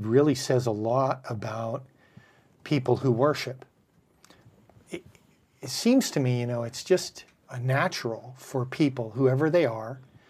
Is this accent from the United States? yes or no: yes; Bellflower, California, United States; I was born in Bellflower